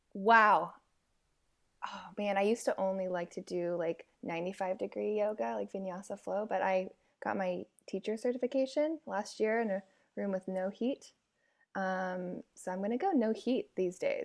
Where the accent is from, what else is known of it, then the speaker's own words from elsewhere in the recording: San Francisco Bay Area, California, United States; now in Seattle, United States; I'm based out of Seattle, but I'm from the San Francisco Bay Area